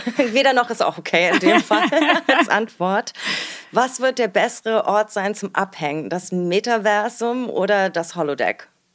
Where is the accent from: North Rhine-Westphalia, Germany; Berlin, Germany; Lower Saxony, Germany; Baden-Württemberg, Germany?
Berlin, Germany; born or raised there